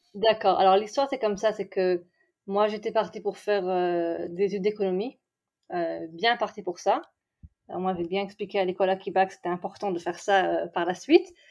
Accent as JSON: {"language": "French", "town": "Strasbourg", "region": "Grand Est", "country": "France", "tie": "born or raised there", "also_born_or_lived": "Reims / Besançon / Brussels", "moved": "as an adult", "lives_now": "Israel", "said": "originaire de, on va dire officiellement Strasbourg, même si j'ai fait des, des voyages avant. On a commencé à Reims, on a continué à Besançon, on à Bruxelles, et puis après la, la Jérusalem de Strasbourg"}